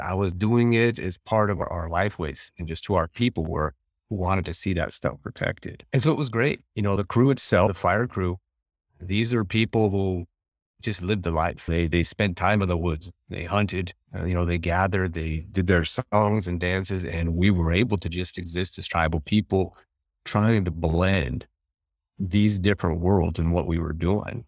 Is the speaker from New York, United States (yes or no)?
no; Western Montana, United States; where we're at in Western Montana